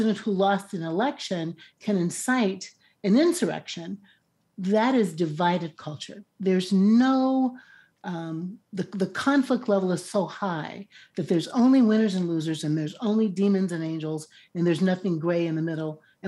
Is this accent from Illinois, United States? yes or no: yes; Chicago, Illinois, United States; now in New York City, United States; I grew up in Chicago. My family's not black.